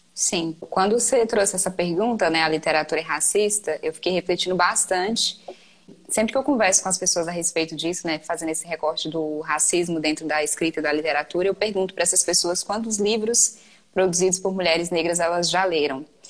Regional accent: Maranhão, Brazil; Eu sou maranhense

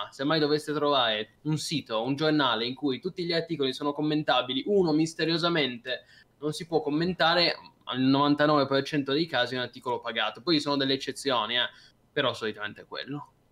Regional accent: Cuneo, Piedmont, Italy; io sono di Cuneo, io sono nato a Cuneo, però quindi potrei anche tifare, no?

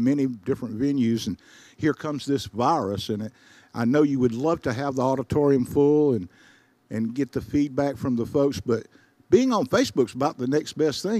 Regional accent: Spartanburg, South Carolina, United States; moved away; Say hello to Spartanburg on the way back for me. That's my hometown.

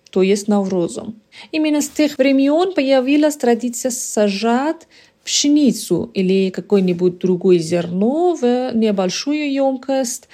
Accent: Iran; Russian is a second language; я иранка. Я родилась в Иране и живу в Ираном

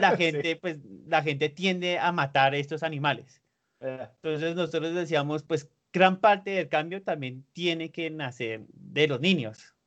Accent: Bogotá, Colombia; accent: súper bogotano; also born or lived in Mexico City, Mexico; usted sí es demasiado, demasiado bogotano, tiene un acento súper bogotano

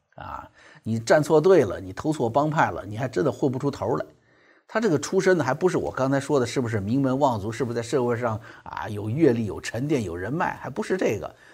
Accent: China

